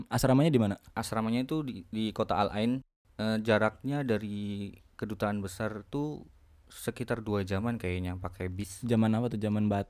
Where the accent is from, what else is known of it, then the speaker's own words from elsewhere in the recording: Purwokerto, Central Java, Indonesia; now in Abu Dhabi, United Arab Emirates; asal dari Purwokerto. Saya mahasiswa S1 di Universitas Muhammad bin Zayed Abu Dhabi.